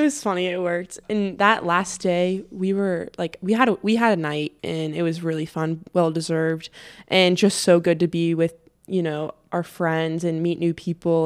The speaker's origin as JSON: {"language": "English", "country": "United States", "said": "I am American"}